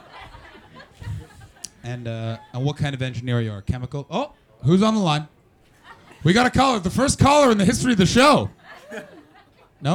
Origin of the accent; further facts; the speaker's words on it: Canada; I'm from Canada